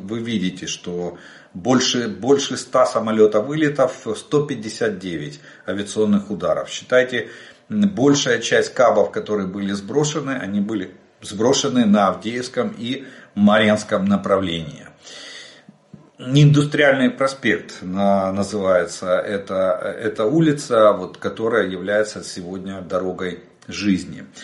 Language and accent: Russian; Ukraine; Мы из Украины.